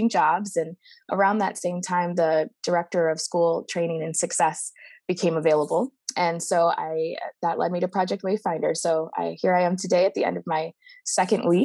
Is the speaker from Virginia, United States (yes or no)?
no; Midwest, Michigan, United States; accent: Midwestern; moved away as an adult; now in California, United States; you could probably hear the Midwestern in my voice